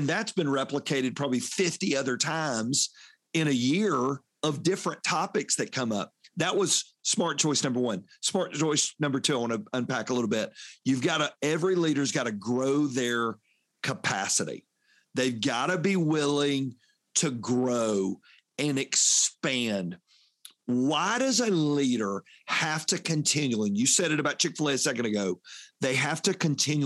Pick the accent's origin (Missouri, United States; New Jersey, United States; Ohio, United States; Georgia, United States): Georgia, United States; Union City; also born or lived in Fayette County, Georgia / Lynchburg, Virginia; growing up in Union City at Shannon Mall and Hapeville